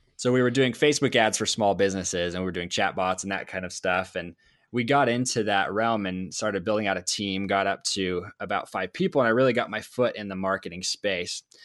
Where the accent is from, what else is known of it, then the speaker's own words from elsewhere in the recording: Idaho, United States; I'm from Idaho.